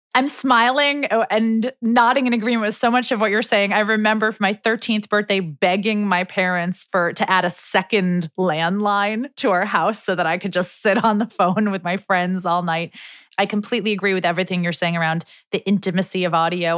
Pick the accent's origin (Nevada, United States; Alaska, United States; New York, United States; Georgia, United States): New York, United States; New York City; We both grew up in New York City